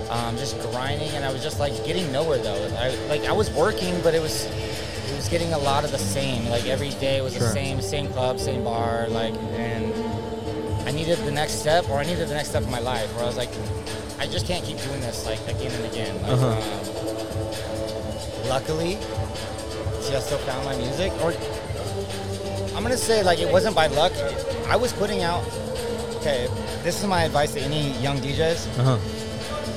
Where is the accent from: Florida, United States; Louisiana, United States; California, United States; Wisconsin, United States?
California, United States; San Diego; I'm from San Diego